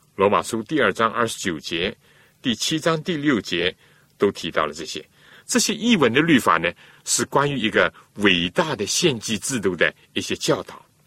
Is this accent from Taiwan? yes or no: no; China; 我们中国人